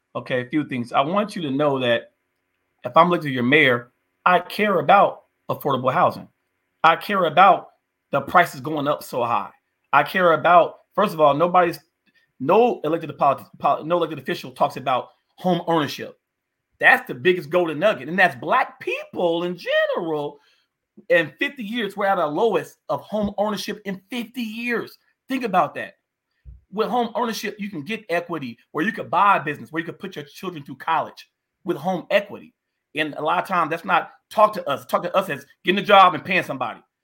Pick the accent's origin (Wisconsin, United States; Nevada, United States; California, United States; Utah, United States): Nevada, United States; North Las Vegas; I literally grew up, born and raised in the city of North Las Vegas.